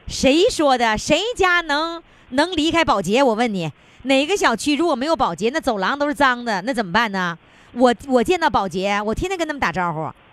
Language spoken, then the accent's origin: Chinese; Northeast China, China; 用我们东北话说